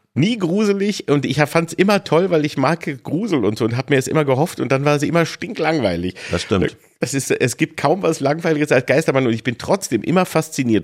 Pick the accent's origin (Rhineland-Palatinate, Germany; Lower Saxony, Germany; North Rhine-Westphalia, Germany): Lower Saxony, Germany; Peine; now in Berlin, Germany; Bei uns hieß es Schützenfest in Peine